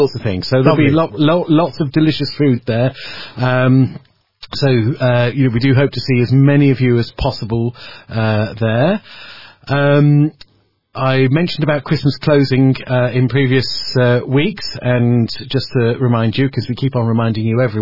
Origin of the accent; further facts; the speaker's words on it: Marston Green, West Midlands, United Kingdom; I was born in Marston Green